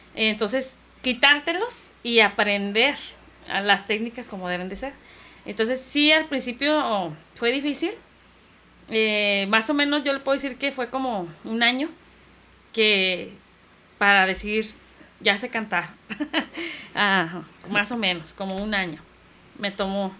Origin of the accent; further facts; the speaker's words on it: Tijuana, Baja California, Mexico; also born or lived in Guanajuato / Mexicali; mis padres decidieron venirse a la frontera de Tijuana, y yo llegué aquí a los 6 años